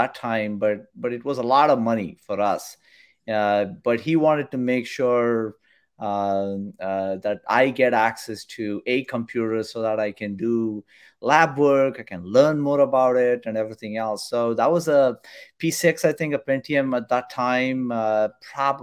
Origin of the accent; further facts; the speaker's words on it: India; moved away; I grew up in India. I did all my studies there in India